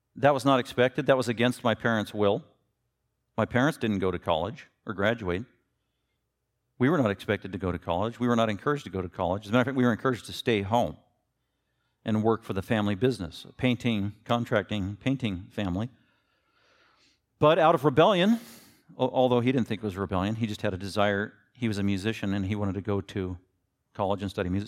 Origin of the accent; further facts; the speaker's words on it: Denver, Colorado, United States; I was born in Denver, Colorado.